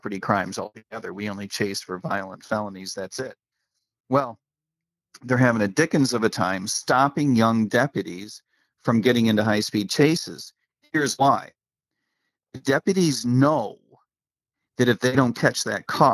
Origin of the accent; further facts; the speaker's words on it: United States; as an American